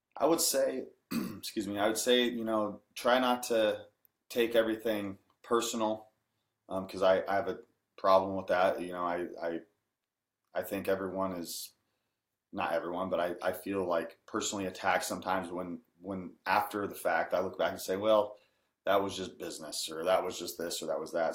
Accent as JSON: {"language": "English", "region": "Washington", "country": "United States", "said": "I'm from Washington State and don't have a accent, a country accent per se"}